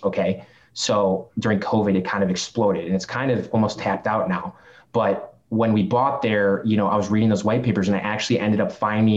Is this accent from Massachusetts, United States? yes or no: no; Chicago, Illinois, United States; accent: Chicago; I'm from Chicago, like I've got the Chicago accent